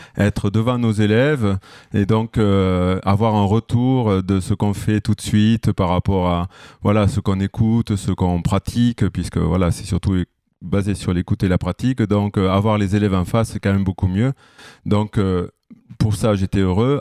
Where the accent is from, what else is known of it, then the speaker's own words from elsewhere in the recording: Villeneuve-sur-Lot, Nouvelle-Aquitaine, France; moved away as an adult; also born or lived in Toulouse / Bordeaux; now in Lyon, France; je viens du sud-ouest, du Lot-et-Garonne, n'est-ce pas Donc euh, à Villeneuve-sur-Lot